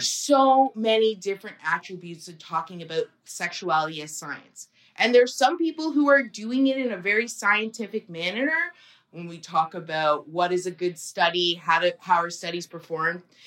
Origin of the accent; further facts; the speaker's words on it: Burlington, Ontario, Canada; I grew up in Burlington, Ontario